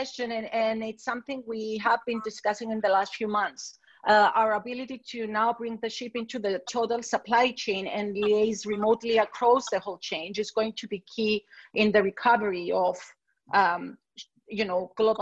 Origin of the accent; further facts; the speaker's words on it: Limassol, Limassol District, Cyprus; I come from Cyprus. I grew up in Limassol